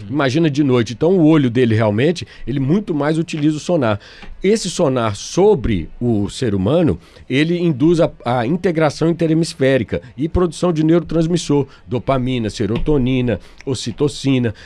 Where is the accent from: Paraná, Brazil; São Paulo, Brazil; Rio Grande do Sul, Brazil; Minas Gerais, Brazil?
Minas Gerais, Brazil; Belo Horizonte; now in Amazonas, Brazil; Então eu que sou de Minas Gerais, eu nasci em Belo Horizonte